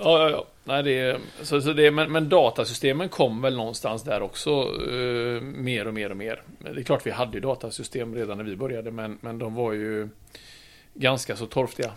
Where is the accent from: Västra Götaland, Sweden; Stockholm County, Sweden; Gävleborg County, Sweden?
Västra Götaland, Sweden; Trollhättan; moved away as an adult; also born or lived in Oslo, Norway / Gothenburg; jag kom ju från Trollhättan